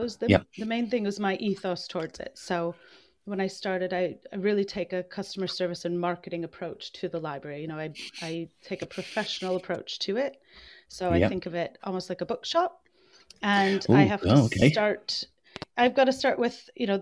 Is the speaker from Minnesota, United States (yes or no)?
yes; Minnesota, United States; moved away as an adult; also born or lived in Coventry; now in Leicester, United Kingdom; I'm originally from Minnesota. I'll mention that so people aren't wondering about my accent.